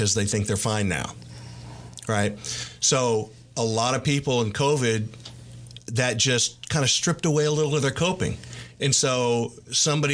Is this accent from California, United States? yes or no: yes; Los Angeles, California, United States; also born or lived in Bryan-College Station, Texas / Nacogdoches-Lufkin, Texas; now in Tyler, United States; growing up in Los Angeles